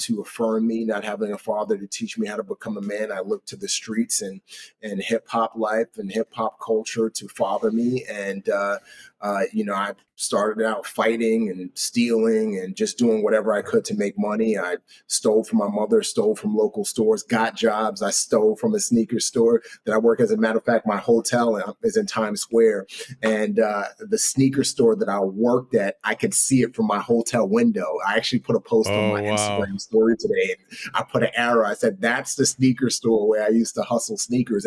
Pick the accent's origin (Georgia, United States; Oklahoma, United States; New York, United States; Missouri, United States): New York, United States; New York City; also born or lived in Nigeria; brought my brother and I back to the United States, and we grew up in the Bronx